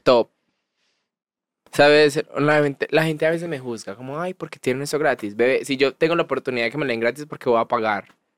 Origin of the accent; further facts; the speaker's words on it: Girardota, Antioquia, Colombia; Yo soy de Girardo